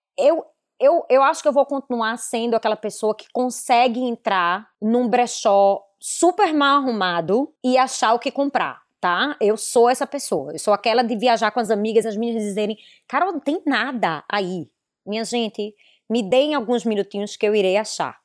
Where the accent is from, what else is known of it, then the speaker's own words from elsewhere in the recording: Recife, Pernambuco, Brazil; moved away as an adult; now in Miami, United States; Eu venho de Recife